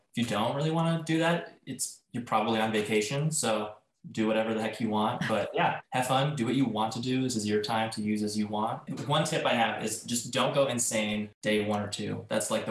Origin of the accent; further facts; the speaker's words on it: the Midwest, Ohio area, United States; we're all from the Midwest, generally speaking, Ohio area